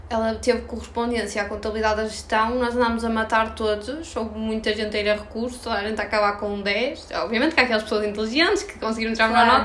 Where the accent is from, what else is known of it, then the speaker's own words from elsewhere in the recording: Portugal; nós portugueses